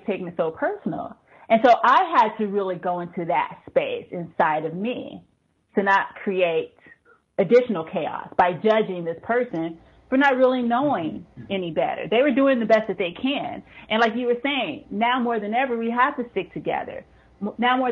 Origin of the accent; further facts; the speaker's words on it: United States; now in Norway; I am an American living in Norway